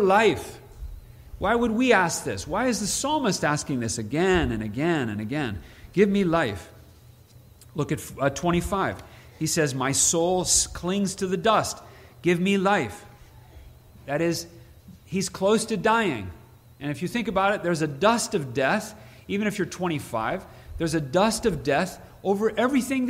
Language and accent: English; Princeton, Illinois, United States; moved away; I'm from Princeton, Illinois, small town north central Illinois